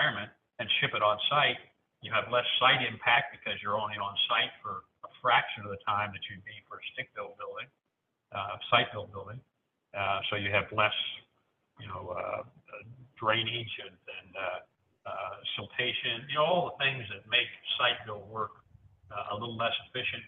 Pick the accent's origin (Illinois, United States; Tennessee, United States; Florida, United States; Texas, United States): Tennessee, United States; Nashville; I'm also from Nashville